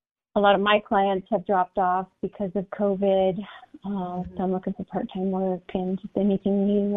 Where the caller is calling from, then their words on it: Denver, Colorado, United States; I'm currently in Denver, Colorado.